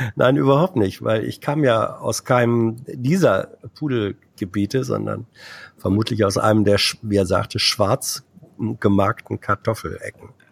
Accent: Sarstedt area near Hanover, Lower Saxony, Germany; da, wo ich herkomme, Spasinghausen, wurde Kahlenberger Platt gesprochen.

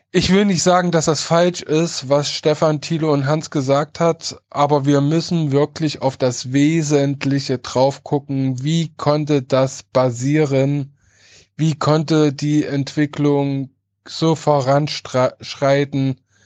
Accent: Halle, Saxony-Anhalt, Germany; Ich komme oder ich stamme aus Halle Neustadt

